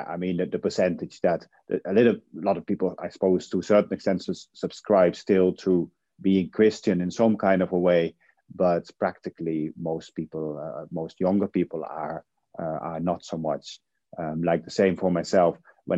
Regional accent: Netherlands; English is a second language; now in Ireland; I'm from the Netherlands, but in Ireland now for almost 20 years, I think, something like 18 years.

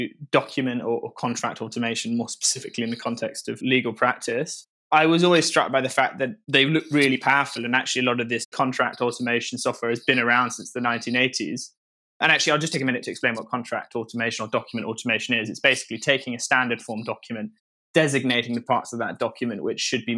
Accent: Norfolk, East of England, United Kingdom; I grew up in Norfolk, fairly rural

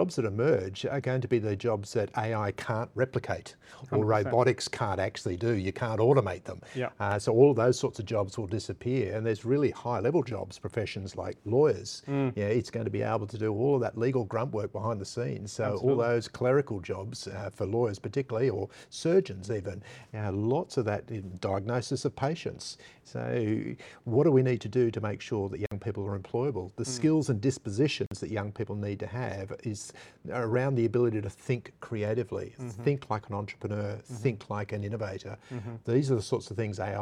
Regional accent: New South Wales, Australia; moved away as an adult; also born or lived in Australian Capital Territory; now in Brisbane, Australia; I was born in New South Wales. I was raised in New South Wales.

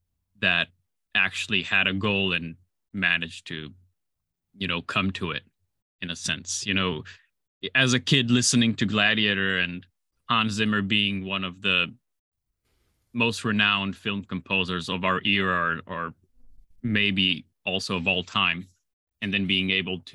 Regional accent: Slovenia; So I was born and raised in Slovenia. It's a small chicken-shaped country bordering Italy, Austria, Croatia, and Hungary.

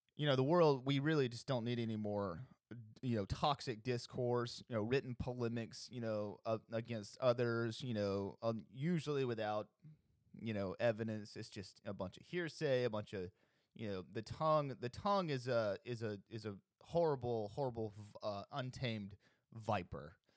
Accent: Alabama, United States; I'm from Alabama. I'm broadcasting this from Alabama

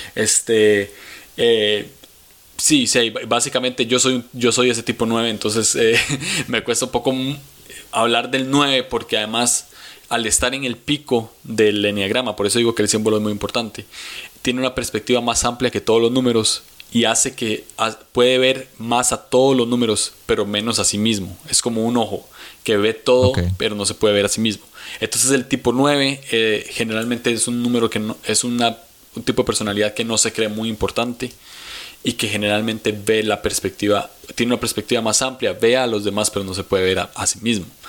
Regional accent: San José, Costa Rica; ahorita estoy en San José, Costa Rica. Aquí es donde he vivido toda mi vida. Soy tico.

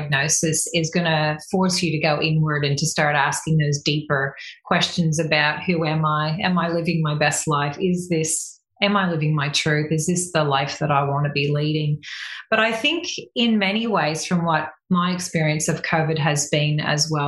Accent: Canada; now in Australia; I'm Canadian by birth. I've lived in Australia half my life, so I call myself a quasi Aussie

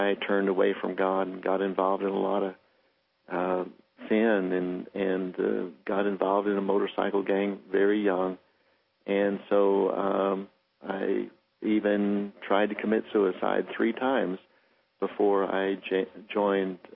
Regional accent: United States; I'm American Indian, and I was raised extremely poor

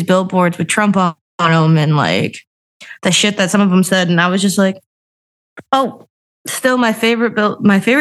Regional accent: Wisconsin, United States; I'm from Wisconsin.

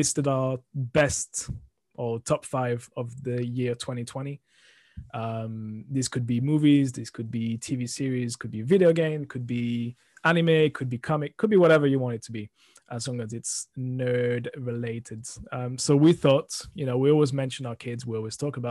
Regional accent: France; moved away; I'm from France originally

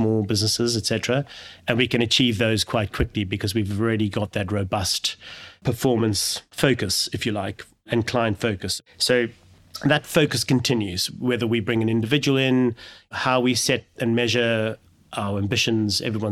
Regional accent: South Africa; moved away; I'm originally from South Africa

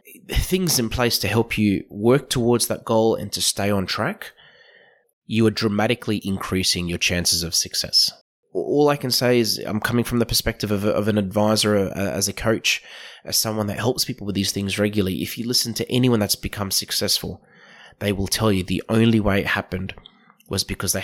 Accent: Australia

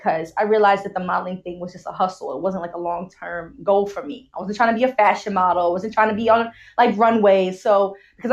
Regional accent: New York City, New York, United States; moved away as an adult; also born or lived in Boston; now in Canada; I'm from the Bronx, New York

